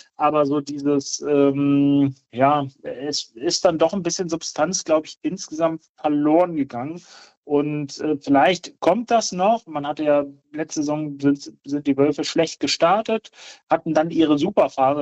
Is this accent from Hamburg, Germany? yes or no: no; Braunschweig, Lower Saxony, Germany; ich äh, gebürtiger Braunschweiger bin